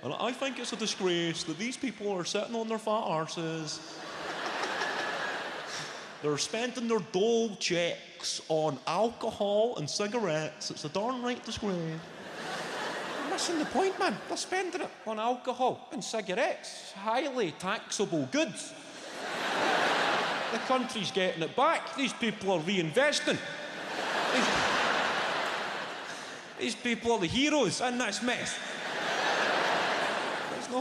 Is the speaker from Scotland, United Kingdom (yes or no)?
yes; Clydebank, Scotland, United Kingdom; also born or lived in West End, Glasgow; I grew up in a council house. I grew up in Clydebank.